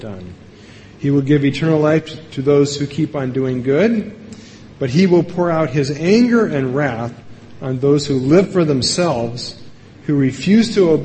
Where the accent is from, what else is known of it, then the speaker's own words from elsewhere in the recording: Evergreen, Colorado, United States; from my hometown of Evergreen